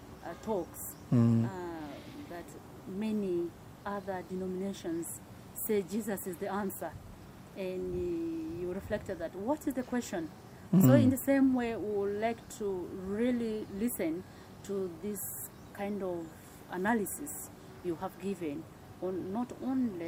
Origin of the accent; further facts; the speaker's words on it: Gulu Ecclesiastical Province, Northern Region, Uganda; I come from the Gulu Ecclesiastical Province, of which Nebbi is one of the dioceses